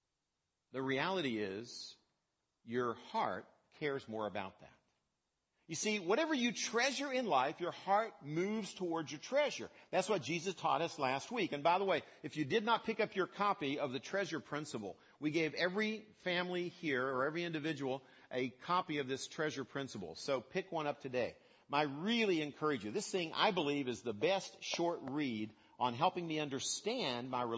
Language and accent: English; West Virginia, United States; I grew up in West Virginia